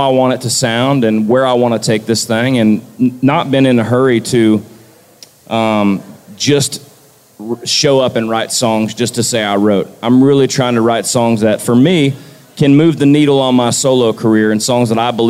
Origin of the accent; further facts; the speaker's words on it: Florida, United States; born and raised in Florida